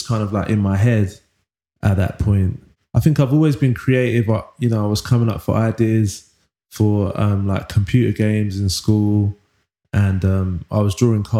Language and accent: English; London, United Kingdom; also born or lived in Manchester; I was born in Wych Cross Hospital, Leytonstone, East London, and grew up in East London